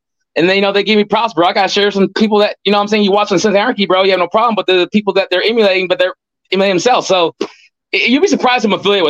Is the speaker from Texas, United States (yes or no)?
yes; Texas, United States; also born or lived in Riverside, California / Houston, Texas; now in Highland, United States; I'm up in I'm in Highland. Yeah. But I'm from Riverside, California. But I like to say I'm California born, Texas raised.